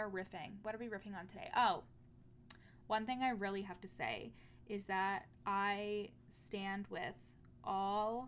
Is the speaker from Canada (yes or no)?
yes; Canada; as a Canadian